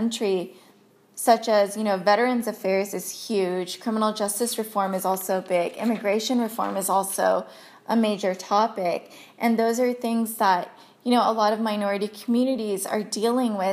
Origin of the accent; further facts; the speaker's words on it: United States; growing up in America, I was born and raised here